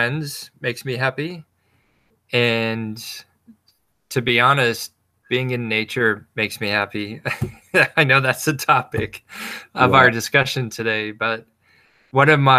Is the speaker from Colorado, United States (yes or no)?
no; Wyoming, United States; also born or lived in Jackson Hole, Wyoming / western Nebraska; I grew up surrounded by nature. I grew up in Wyoming